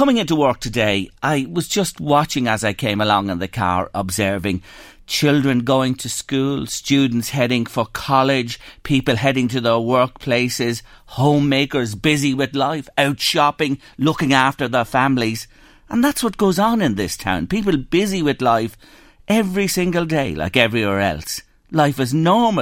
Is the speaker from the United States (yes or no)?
no; Drogheda, Leinster, Ireland; my hometown, Drogheda. You see, I was born and reared in this town